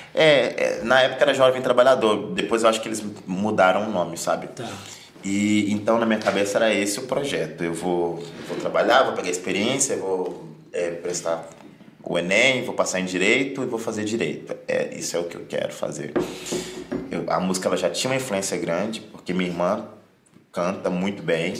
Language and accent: Portuguese; Rio Verde, Goiás, Brazil; moved away as an adult; now in São Paulo, Brazil; de Goiás, rapaz, de uma cidadezinha chamada Rio Verde. Então o pessoal lá é bem conserva é conservador